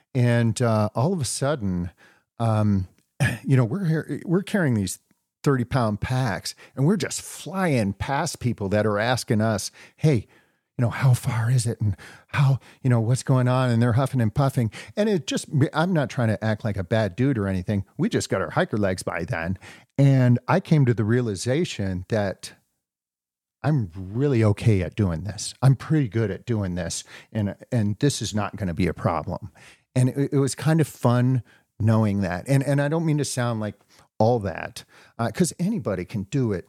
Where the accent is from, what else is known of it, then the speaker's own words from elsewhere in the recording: New Hampshire, United States; now in Wisconsin, United States; I'm a Wisconsinite now, but I grew up in New Hampshire hiking the whites